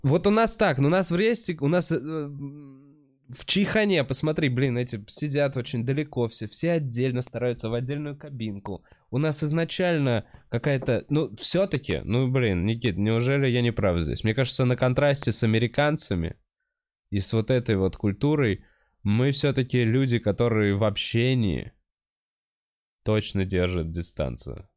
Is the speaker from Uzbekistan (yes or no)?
no; Moscow, Russia; я типа всю жизнь в Москве